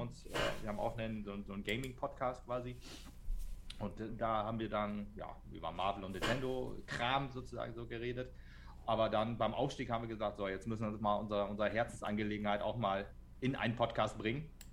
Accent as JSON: {"language": "German", "town": "Meppen", "region": "Lower Saxony", "country": "Germany", "said": "ich komme aus Metten"}